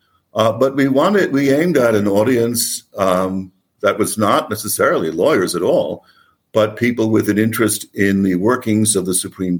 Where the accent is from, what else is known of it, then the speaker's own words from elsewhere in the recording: New York, United States; also born or lived in Oxford, United Kingdom / Durham, United Kingdom; I'm a New Yorker